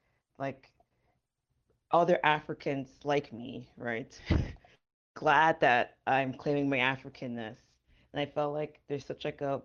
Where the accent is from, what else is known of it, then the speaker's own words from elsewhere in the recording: Jamaica; now in United States; what it meant for me as like a Jamaican immigrant trying to understand racial politics in the United States.